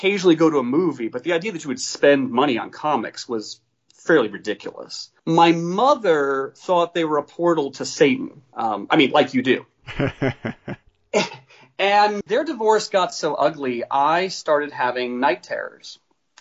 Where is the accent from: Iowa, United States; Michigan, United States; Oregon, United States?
Iowa, United States; Story City; I grew up in Story City, Iowa, which is a small town of about 3,000 people